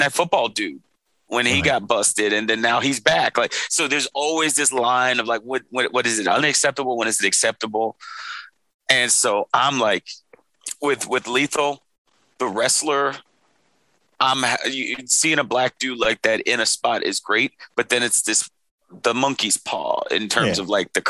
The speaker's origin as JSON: {"language": "English", "region": "New York", "country": "United States", "tie": "born or raised there", "also_born_or_lived": "Poconos, Pennsylvania", "moved": "yes", "said": "growing up in New York and then moving to a rural area like the Poconos"}